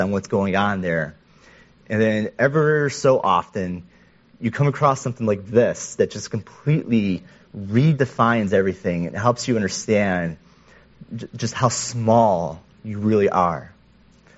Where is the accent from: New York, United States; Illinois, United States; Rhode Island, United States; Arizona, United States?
New York, United States; Western; I was a middle schooler, growing up in Western New York